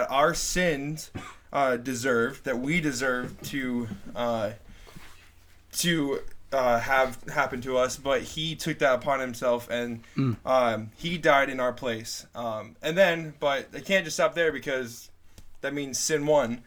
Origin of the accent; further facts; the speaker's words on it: northern New Jersey, United States; I am from Jersey, very northern part of Jersey, not like the city folk or anything like that. I'm from the country part.